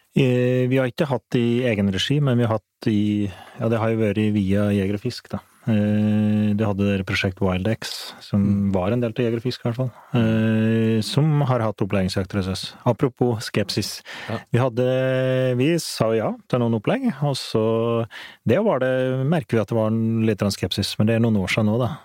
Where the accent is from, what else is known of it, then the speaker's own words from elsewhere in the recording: Flisa, Innlandet, Norway; jeg vokste opp på Flisa